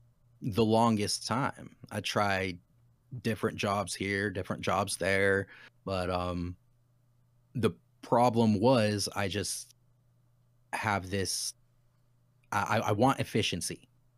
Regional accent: Utah, United States; So originally, I am from Utah.

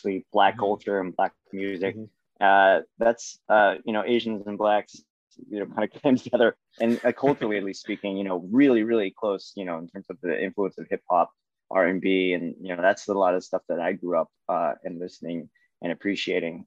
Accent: Seattle, Washington, United States; I'm from Seattle

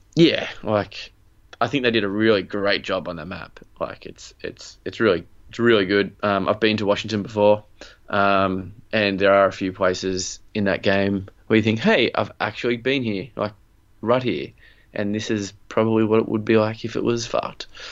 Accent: Australia; we are Australian

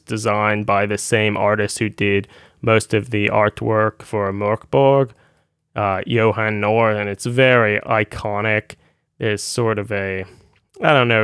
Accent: United States; being an American

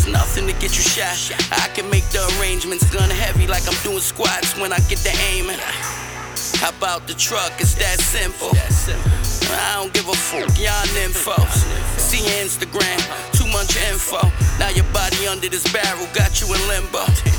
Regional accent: Bronx, New York, United States; I'm from the Bronx, yo.

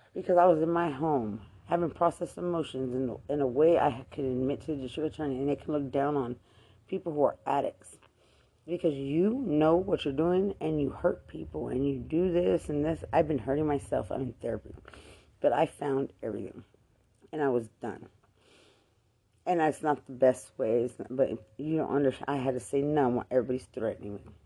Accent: Lubbock, Texas, United States; I'm Hispanic from Lubbock

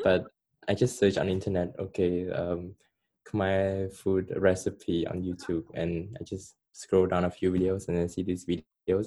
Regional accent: Cambodia; first language Khmer; English is a second language; moved away

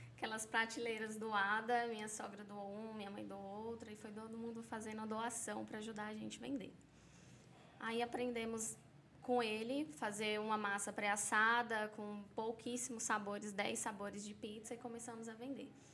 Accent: São Paulo, Brazil; moved away as an adult; now in Caldas Novas, Brazil; sou paulista

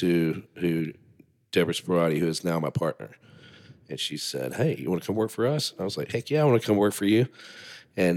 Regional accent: Rocky Mount, North Carolina, United States; I'm from Rocky Mount. I went to high school here, Rocky Mount Senior High, the old one

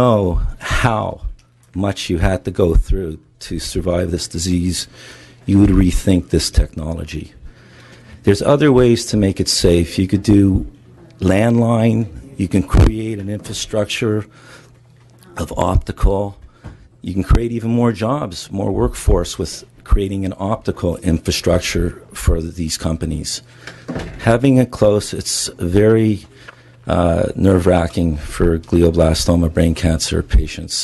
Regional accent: Los Angeles, California, United States; I'm from Los Angeles, California.

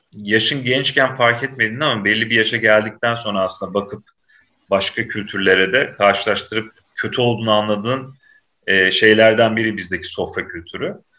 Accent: Samsun, Turkey; ben Samsun'da büyüdüm abi şey, e, ilkokul, ortaokul falan orada geçti.

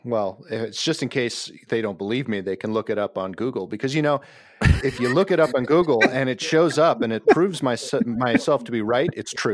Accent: Anoka, Minnesota, United States; also born or lived in Ramsey, Minnesota; I grew up in Anoka, Minnesota, Halloween capital of the world

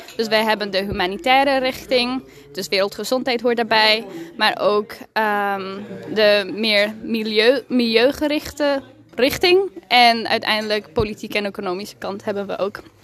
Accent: Mexico; first language Spanish; Dutch is a second language; now in Leeuwarden, Netherlands; uit Leeuwarden, maar eigenlijk ben ik in Mexico geboren en opgegroeid.

